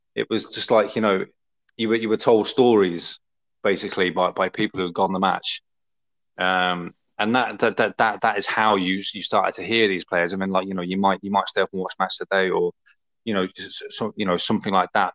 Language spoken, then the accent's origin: English; Essex, East of England, United Kingdom; also born or lived in Liverpool; I spent most of my growing up uh, in Essex